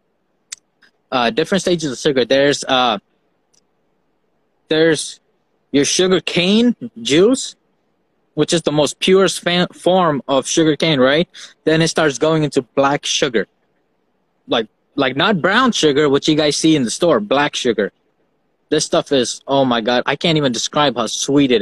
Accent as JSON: {"language": "English", "country": "Fiji", "tie": "born or raised there", "moved": "yes", "said": "I grew up in Fiji Islands, and we had our country's rum"}